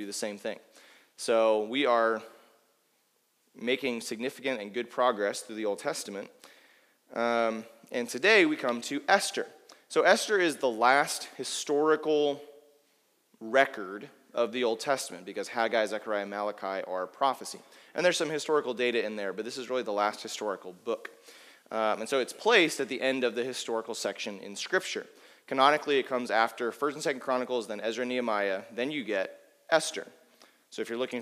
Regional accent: United States; I as an American

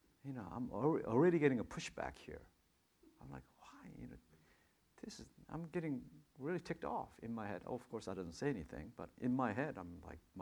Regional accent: New York, United States; now in Anaheim, United States; I'm a New Yorker

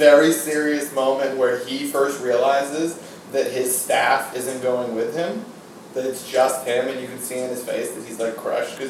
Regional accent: New England, United States; a resident and born and raised in New England

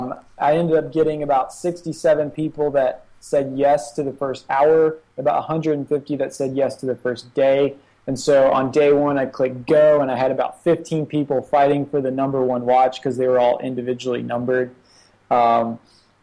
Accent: Charlotte, North Carolina, United States; moved away as an adult; now in Shenzhen, China; I ended up going back to my hometown, Charlotte, North Carolina

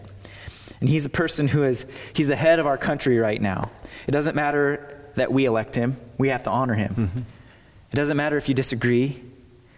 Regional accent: United States

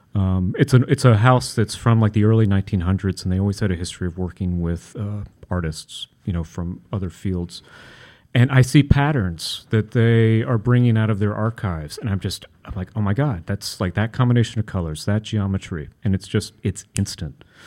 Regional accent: Kentucky, United States; moved away; I grew up in Kentucky, so a, a kid with an Italian last name

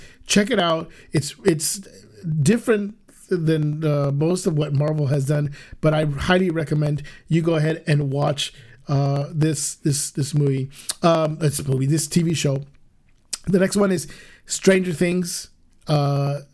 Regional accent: Guatemala; we're Chapinas, as they call Guatemalans. We're from Guatemala

